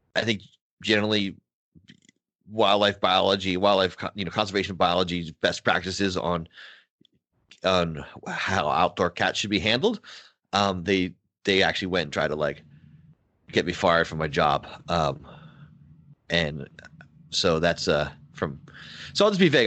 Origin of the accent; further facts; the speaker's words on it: Pennsylvania, United States; also born or lived in Philadelphia; growing up in Pennsylvania, part of growing up working class